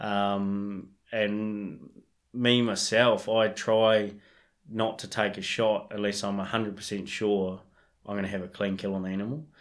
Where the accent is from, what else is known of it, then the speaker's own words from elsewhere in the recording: Marlborough Sounds, New Zealand; now in Canterbury, New Zealand; I, I grew up in the Marlborough Sounds so I grew up chasing deer and pigs